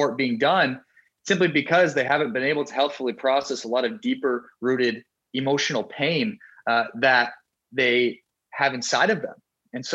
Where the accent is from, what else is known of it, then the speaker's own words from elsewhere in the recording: South Dakota, United States; moved away; also born or lived in Miami, Florida; When I moved from South Dakota, a small state in the US, all we have is corn and cows, to Miami and Florida